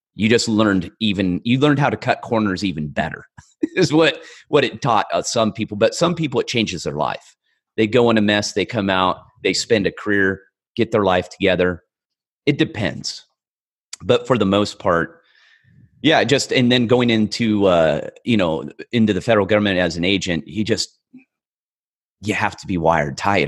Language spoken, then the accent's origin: English; California, United States; I grew up in a, a very rural part of California